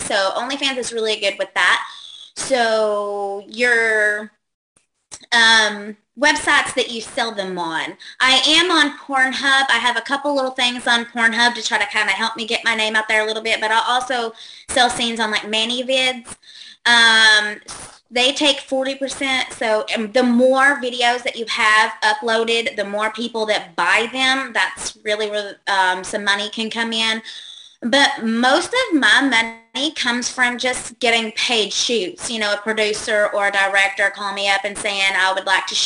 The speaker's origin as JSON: {"language": "English", "region": "Kentucky", "country": "United States", "accent": "Southern", "said": "I'm actually from Kentucky"}